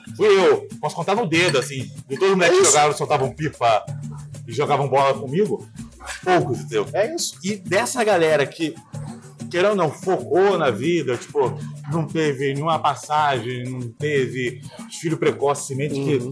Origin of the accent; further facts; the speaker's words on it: Rio de Janeiro, Brazil; vim da Taquara